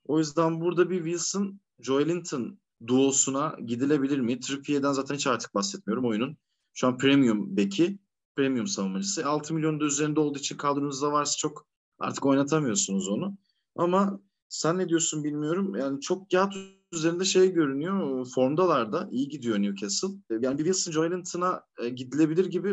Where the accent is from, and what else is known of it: Karacabey, Bursa, Turkey; born or raised there